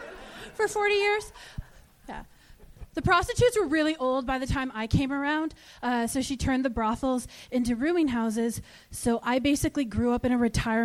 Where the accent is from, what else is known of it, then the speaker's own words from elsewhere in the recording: Nova Scotia, Canada; moved away as an adult; now in Los Angeles, United States; My mom's from Utah. I grew up in Nova Scotia.